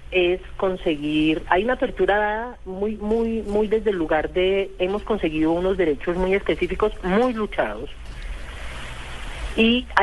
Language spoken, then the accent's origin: Spanish; Manizales, Caldas, Colombia; also born or lived in Cali; now in Bogotá, Colombia; me criaron en Manizales eh, porque muy chiquitica, tenía tres meses o cuatro meses cuando me llevaron a Manizales, entonces yo me siento manizaleña aunque nací en Cali.